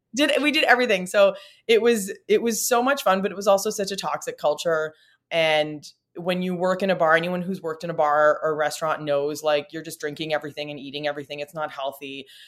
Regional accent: Timmins, Ontario, Canada; now in Toronto, Canada; I grew up in Timmins, Ontario, small town, Northern Ontario, in a pre-internet era.

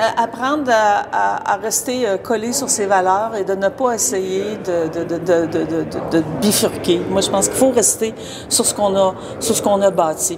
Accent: near Quebec City, Canada; je suis né euh, tout près de Québec, à une, centaine de kilomètres à l'est de Québec, sur la rive sud de Québec, dans la vallée du Saint-Laurent. Je suis né sur une ferme

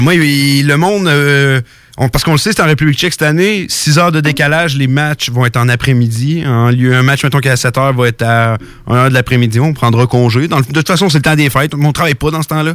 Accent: Canada; je suis Canadien, je suis fier d'être Canadien.

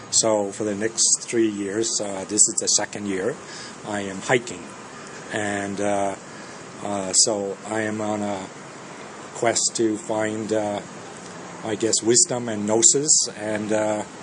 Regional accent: Ontario, Canada; also born or lived in Denmark; I'm from uh, Canada, a uh, small town south of Toronto.

